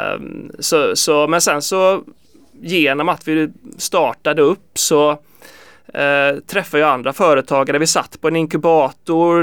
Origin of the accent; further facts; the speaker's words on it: Kungsbacka, Halland County, Sweden; moved away as an adult; now in Gothenburg, Sweden; jag är faktiskt från Kungsbacka, söder om Göteborg